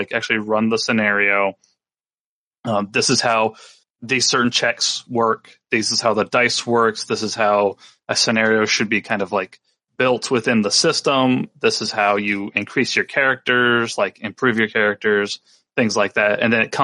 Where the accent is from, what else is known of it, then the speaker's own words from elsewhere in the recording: North Carolina, United States; my hometown in North Carolina